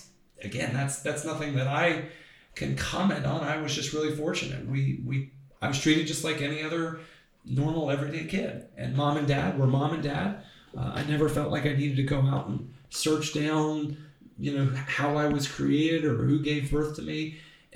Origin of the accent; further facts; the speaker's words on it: Reynoldsburg, Ohio, United States; Loved growing up in Reynoldsburg